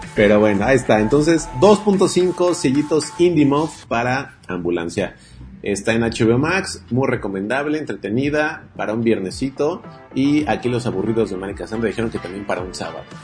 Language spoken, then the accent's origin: Spanish; Mexico